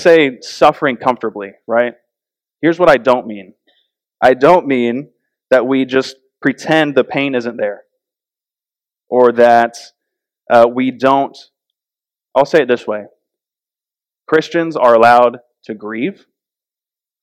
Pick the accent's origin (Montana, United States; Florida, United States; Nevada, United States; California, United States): Florida, United States; also born or lived in North Carolina; When we lived in North Carolina, we're from Florida